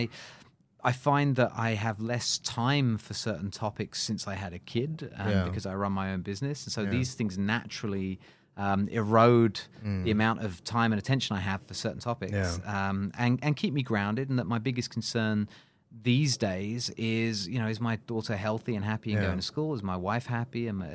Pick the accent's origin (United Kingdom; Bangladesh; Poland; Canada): United Kingdom; moved away as an adult; now in Singapore; I've been here for 10 years in Singapore, right? I'm British. I've been in Singapore for 10 years.